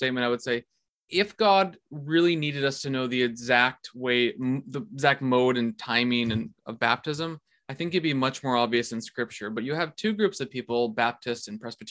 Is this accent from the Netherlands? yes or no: yes; Netherlands; accent: Dutch; moved away; I'm from the Netherlands, that's how I talk. Even though it's the worst accent in the world.